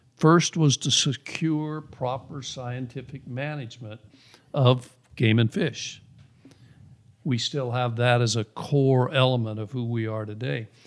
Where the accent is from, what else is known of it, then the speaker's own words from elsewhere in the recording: Missouri, United States; moved away as an adult; also born or lived in Young, Arizona; now in Arizona, United States; I grew up in Missouri, grew up, uh, chasing rabbits and squirrels